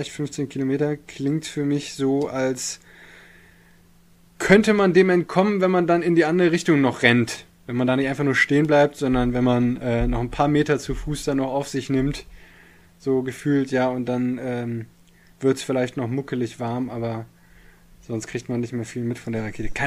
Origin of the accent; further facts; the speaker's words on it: Bielefeld, North Rhine-Westphalia, Germany; Ich, äh, hier in Bielefeld, ich bin ja Bielefelder, ja